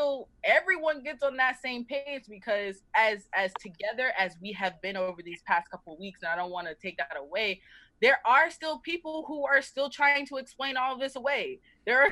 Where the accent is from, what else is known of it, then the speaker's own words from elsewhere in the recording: the South, United States; I'm originally from the South